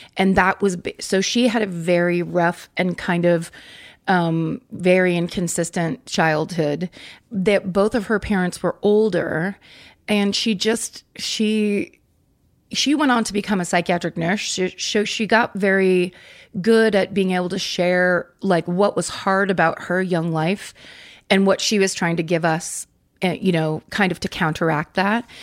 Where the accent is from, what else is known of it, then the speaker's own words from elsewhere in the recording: Northern California, United States; also born or lived in San Francisco; I'm from Northern California. I was born in San Francisco